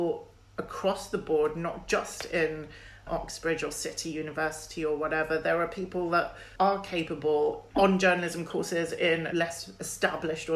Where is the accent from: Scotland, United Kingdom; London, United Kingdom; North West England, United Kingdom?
London, United Kingdom; I'm British and I'm born and bred in London